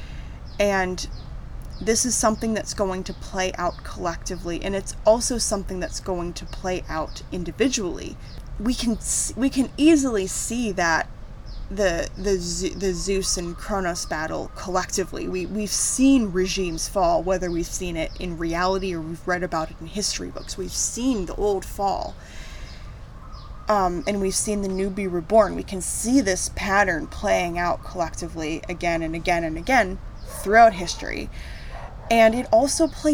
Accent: United States; moved away; my home country, the United States

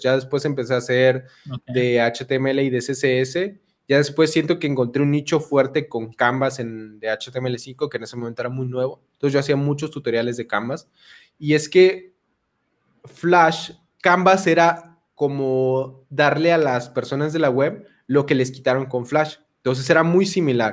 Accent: Chiapas, Mexico; also born or lived in Mexico City; de la Ciudad de México. Ahí nací, pero toda mi vida he vivido en Chiapas.

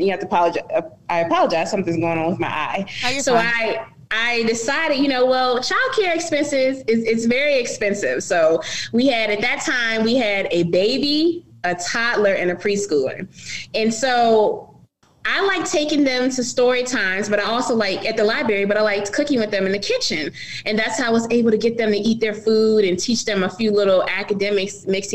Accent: Richmond, Virginia, United States; We're from Richmond, my daughters and myself

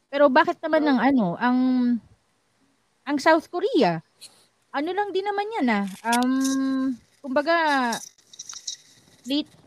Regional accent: Philippines

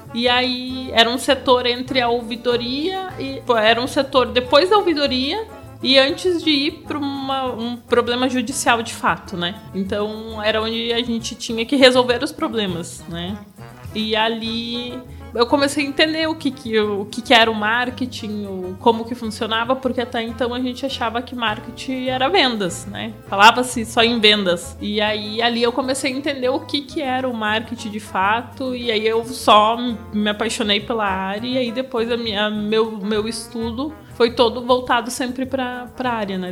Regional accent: Passo Fundo, Rio Grande do Sul, Brazil; eu sou lá de Passo Fundo, lá do Rio Grande do Sul

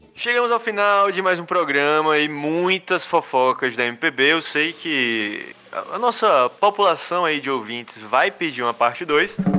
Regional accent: Ceará, Brazil; sou do Ceará.

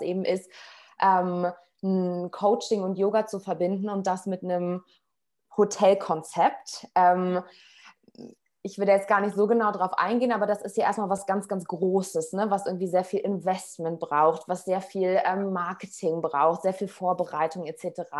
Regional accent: Berlin, Germany; moved away as an adult; now in Portugal; Ich ähm, bin gerade oder lebe gerade in Portugal. Ähm, ich komme aber ursprünglich aus Berlin und ähm, bin sozusagen meinem Herzen gefolgt und letztes Jahr im Juli nach Portugal gegangen.

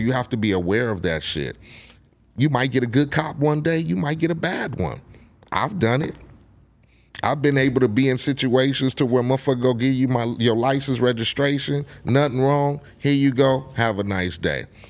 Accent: Compton, California, United States; I grew up in Compton

